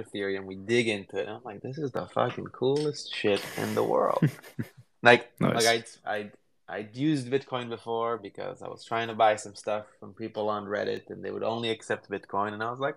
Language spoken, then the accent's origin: English; Jerusalem, Jerusalem District, Israel; moved away as an adult; also born or lived in Berkeley, California; now in United States; I grew up in Israel, where it does definitely have like a high tech culture, but I grew up in a shitty neighborhood in a small part of Jerusalem